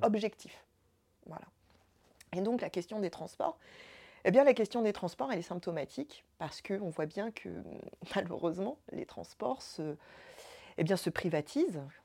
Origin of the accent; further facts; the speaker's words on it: Évry, Île-de-France, France; j'ai grandi, euh, grandi à Évry, j'ai grandi en quartier difficile, en ZEP